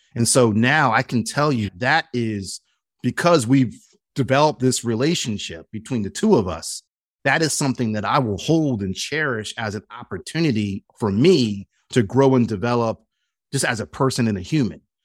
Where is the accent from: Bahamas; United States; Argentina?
United States; Philadelphia, Pennsylvania; a heterosexual black man growing up in Philadelphia with a very American mindset